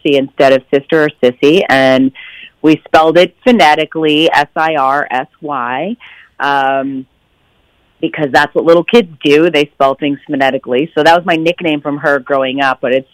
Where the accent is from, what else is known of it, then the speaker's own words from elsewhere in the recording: Pattersonville, New York, United States; I grew up in upstate New York in a really small town called Pattersonville.